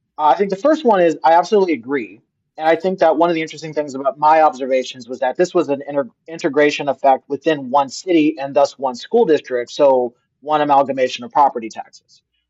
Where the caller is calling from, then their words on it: California, United States; I'm coming from the Bay Area